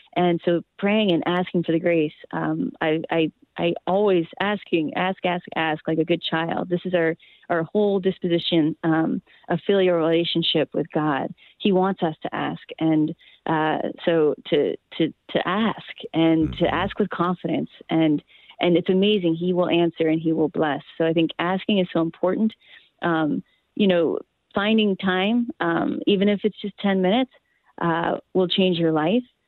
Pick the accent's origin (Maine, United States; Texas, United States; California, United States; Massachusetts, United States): Maine, United States; where I grew up in in Maine